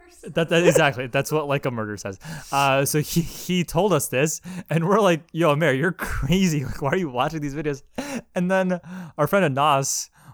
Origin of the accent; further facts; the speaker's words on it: Brampton, Ontario, Canada; I'm from Brampton. I came from Brampton, doc. I'm from Brampton, doc.